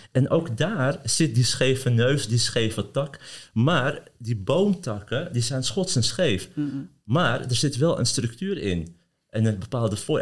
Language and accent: Dutch; Amsterdam, North Holland, Netherlands; ik ben geboren Amsterdammer en ik kom uit Kattenburg